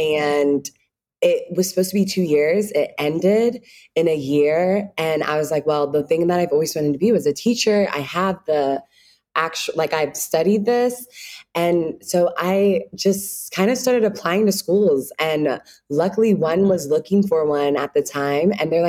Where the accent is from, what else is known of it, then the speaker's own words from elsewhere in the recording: Ghana; now in Chicago, United States; when you're home being Ghanaian, you always have shea butter, but you know, you'll try to step away from it. It's too hard. It's like all these different things. But when I moved to Chicago